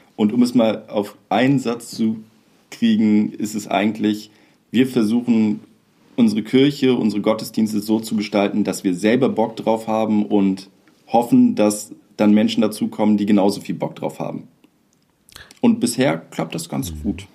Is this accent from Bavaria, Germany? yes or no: no; Kleinförste, Lower Saxony, Germany; moved away; ich fühle mich immer noch meiner Heimatgemeinde in Kleinförste ähm, zugehörig, so, obwohl ich da schon seit über zehn Jahren äh, noch länger nicht mehr wohne